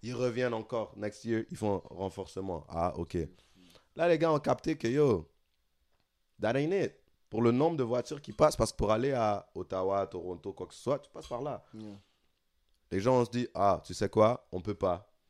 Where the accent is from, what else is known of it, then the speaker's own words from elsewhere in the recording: Senegal; now in Montreal, Canada; en tant que Sénégalais